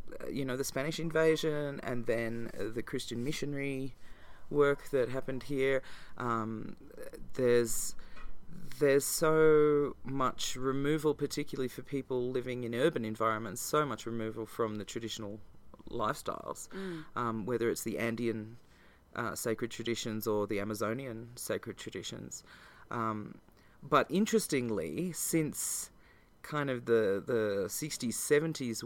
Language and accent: English; Australia; as an Australian